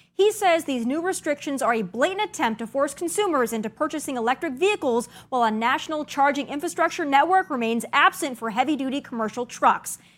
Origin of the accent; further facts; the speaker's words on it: South Dakota, United States; I'm born and raised in South Dakota